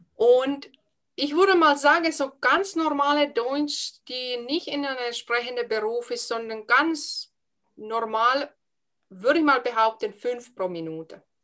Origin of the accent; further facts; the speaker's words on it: Finland; accent: Finnish accent; first language Finnish; German is a second language; moved away as an adult; now in Germany; Ich habe einen Dialekt, ich schwätze ein bisschen Schwäbisch. Ich habe einen Akzent aus Finnland